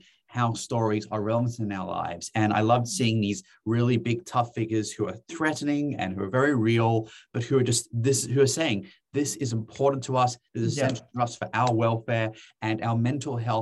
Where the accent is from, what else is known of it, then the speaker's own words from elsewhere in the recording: Western Cape, South Africa; I grew up in the Southern Cape